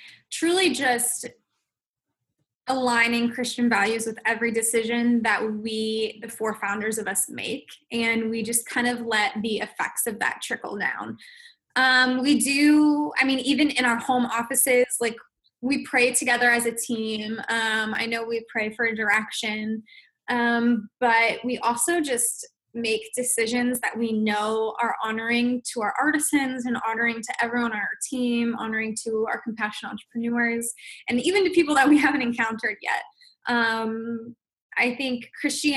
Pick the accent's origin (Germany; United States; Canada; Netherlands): Netherlands; I'm from the Netherlands.